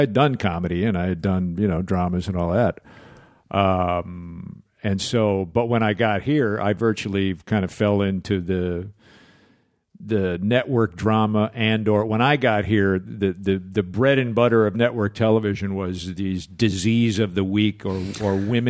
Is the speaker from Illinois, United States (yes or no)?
yes; Chicago, Illinois, United States; but no, I came from Chicago. I was doing a lot of theater in Chicago, and I wound up out here in 84 just almost as a fluke.